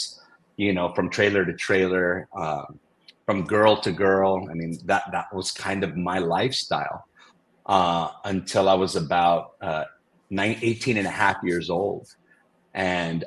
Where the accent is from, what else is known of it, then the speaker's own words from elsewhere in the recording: Redondo Beach, California, United States; also born or lived in Brooklyn, New York; we moved out to California. And we started our life here in the Redondo Beach area of Los Angeles